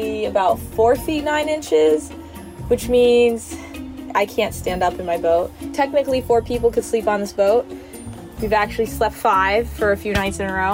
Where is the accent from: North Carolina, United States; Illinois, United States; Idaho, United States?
Idaho, United States; moved away as an adult; now in Detroit, United States; I grew up in Idaho